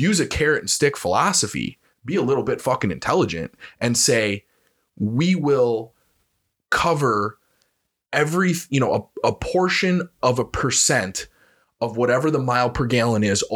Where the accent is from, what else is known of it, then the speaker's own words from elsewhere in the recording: United States; We as the American people